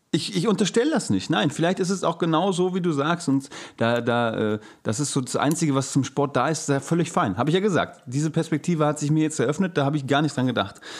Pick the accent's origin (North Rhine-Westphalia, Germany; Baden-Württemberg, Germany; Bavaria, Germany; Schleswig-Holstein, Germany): North Rhine-Westphalia, Germany; Gelsenkirchen; now in Hamburg, Germany; von meiner Geburtsstätte, meiner Heimat Gelsenkirchen